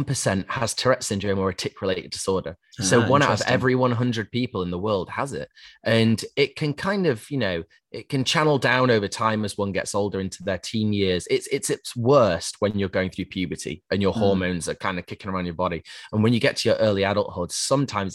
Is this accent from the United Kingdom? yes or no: yes; Yorkshire and the Humber, United Kingdom; I grew up in Yorkshire